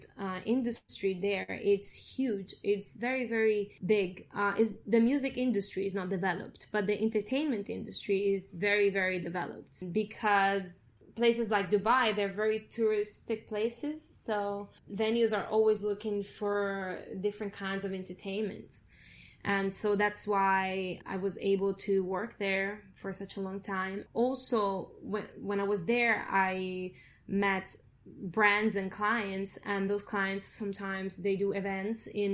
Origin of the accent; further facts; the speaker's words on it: Italy; moved away; Italy, because it's my hometown, a home place where I grew up